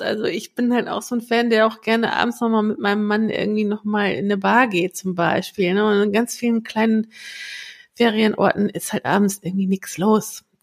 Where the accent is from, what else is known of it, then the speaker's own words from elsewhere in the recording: the North, Northern Germany, Germany; hier bei uns im Norden